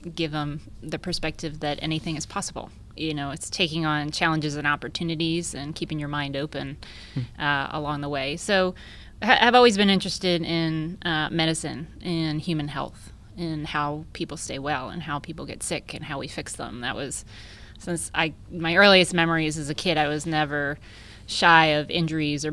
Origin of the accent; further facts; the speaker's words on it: New Jersey, United States; moved away as an adult; now in Texas, United States; I'm from New Jersey, I decided to leave. and kind of came west all the way to Texas